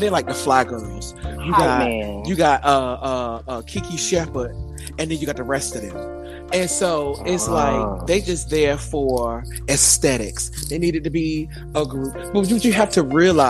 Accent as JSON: {"language": "English", "region": "New York", "country": "United States", "said": "I'm from New York"}